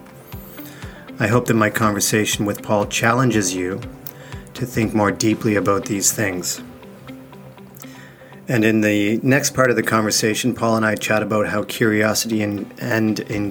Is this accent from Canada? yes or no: yes; Canada; I remember growing up in Canada in a rural area